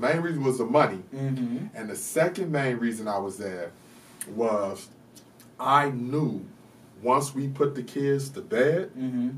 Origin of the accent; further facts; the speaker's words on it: New York, United States; growing up in New York